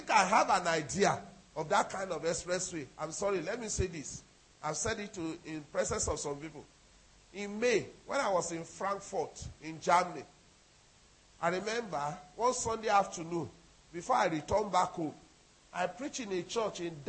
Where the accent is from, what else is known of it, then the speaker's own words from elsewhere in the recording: Nigeria; I'm a Nigerian